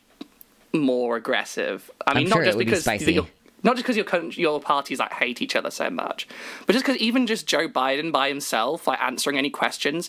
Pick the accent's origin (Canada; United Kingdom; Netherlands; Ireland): United Kingdom; Nottingham, East Midlands; I'm from Nottingham